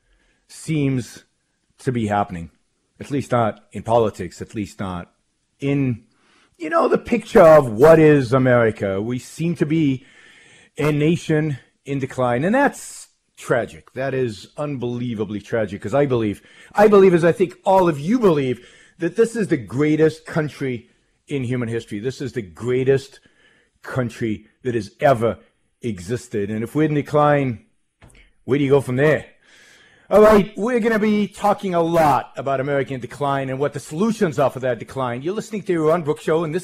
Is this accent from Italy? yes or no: no; Israel; moved away as an adult; now in United States; I was born in Israel, raised in Israel, lived most of my early life in Israel, served in the Israeli army in military intelligence